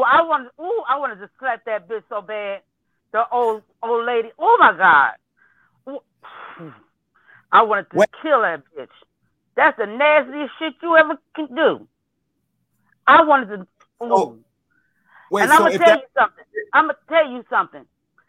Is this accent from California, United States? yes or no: no; Cleveland, Ohio, United States; Cleveland, Ohio.